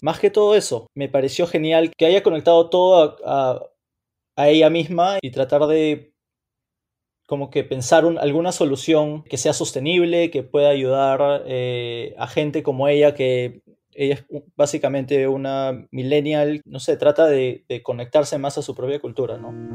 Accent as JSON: {"language": "Spanish", "region": "Lima", "country": "Peru", "tie": "born or raised there", "moved": "as an adult", "lives_now": "New York, United States", "said": "soy limeño, nací y crecí en Lima, en Perú y a los 17 o casi 18 años me mudé a Estados Unidos."}